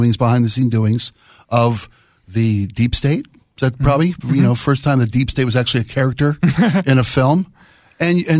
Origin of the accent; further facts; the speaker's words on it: Baltimore, Maryland, United States; I was born and raised in Baltimore, Maryland